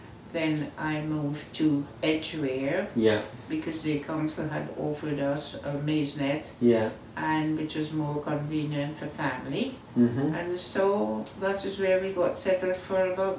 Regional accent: Guyana; moved away; I was born in Guyana, South America.

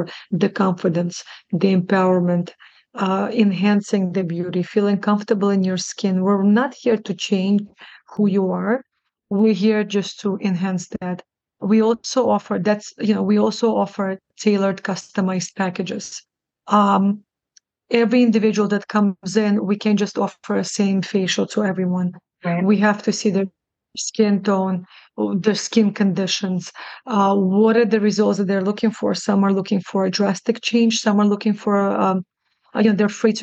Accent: New York, United States; also born or lived in Russia; I was born in Russia, raised in New York, and as an immigrant

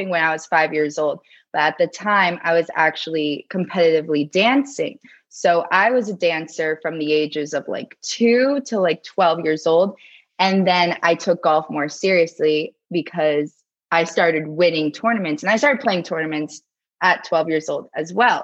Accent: South Florida, United States; also born or lived in New Jersey; now in Tampa, United States; I was born and raised in South Florida and then went to college in South Florida

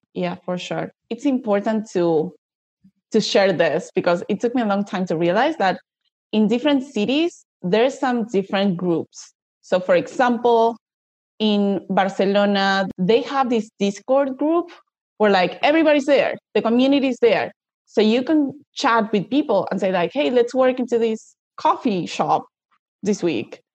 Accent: Buenos Aires, Argentina; from Argentina

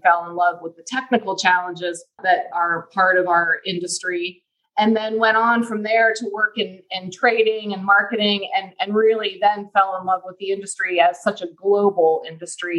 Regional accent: Ohio, United States; moved away as an adult; also born or lived in Pennsylvania; now in Houston, United States; I grew up in Ohio

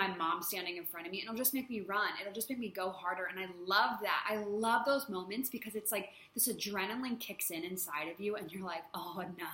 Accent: United States; moved away as an adult; now in Thailand; growing up in the States

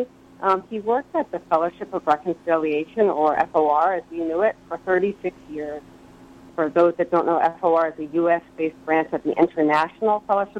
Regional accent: Upper Nyack, New York, United States; my hometown was Upper Nyack, New York

